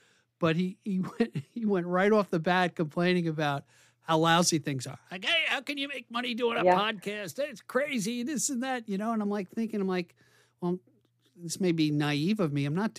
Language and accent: English; New York, United States; I'm from New York and that's what we do.